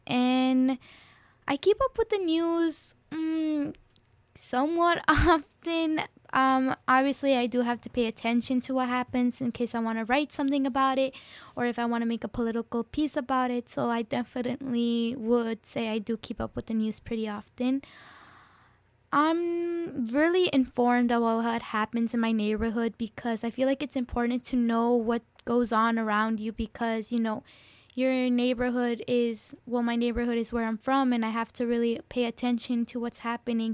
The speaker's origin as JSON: {"language": "English", "town": "Chicago", "region": "Illinois", "country": "United States", "said": "I'm from Little Village as well"}